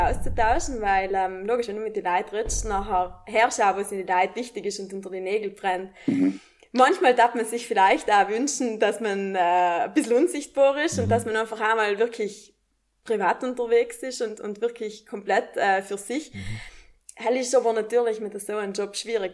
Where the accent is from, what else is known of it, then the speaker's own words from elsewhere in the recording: South Tyrol, Trentino-Alto Adige, Italy; als Südtirolerin